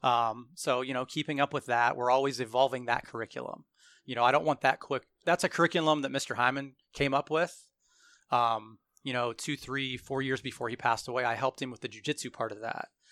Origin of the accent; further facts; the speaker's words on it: Hartville or Randolph area, Portage County, Ohio, United States; I grew up around the Hartville or Randolph area